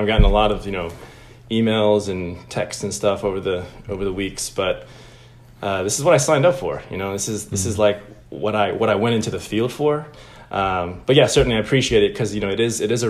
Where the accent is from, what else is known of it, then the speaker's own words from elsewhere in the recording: Atlanta, Georgia, United States; also born or lived in Illinois / Chicago; I grew up in Atlanta. We moved here from Illinois when I was like 4 or 5. And so from 5 through high school, I was in Atlanta.